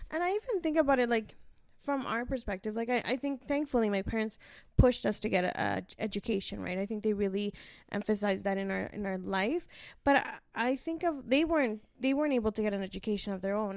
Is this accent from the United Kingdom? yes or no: no; Canada; I was born here